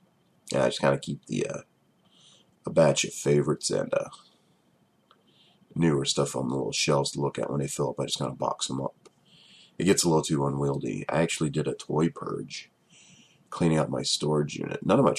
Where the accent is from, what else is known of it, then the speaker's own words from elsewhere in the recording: Georgia, United States; I'm from Georgia, and that sounded extremely southern.